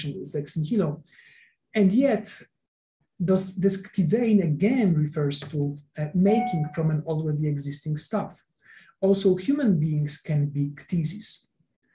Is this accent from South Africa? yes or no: no; Poland; I come from Poland